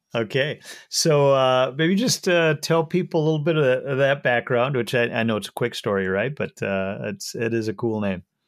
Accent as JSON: {"language": "English", "region": "Minnesota", "country": "United States", "said": "coming from minnesota myself you know we do a lot of ice fishing up here"}